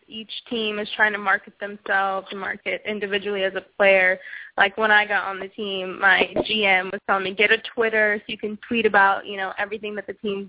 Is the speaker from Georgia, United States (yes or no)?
no; Los Angeles, California, United States; moved away as an adult; now in Chicago, United States; I'm from Los Angeles originally.